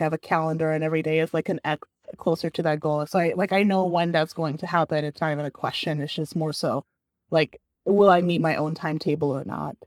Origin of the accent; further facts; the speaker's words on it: Bulgaria; now in San Francisco, United States; I grew up and I was raised in Bulgaria